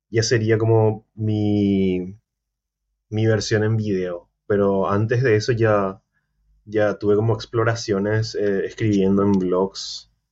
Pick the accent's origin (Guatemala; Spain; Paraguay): Paraguay; me dijeron que soy de Costa Rica, de Ecuador, de, muchos lugares ya me dijeron, pero, pero no, soy recontra paraguayo.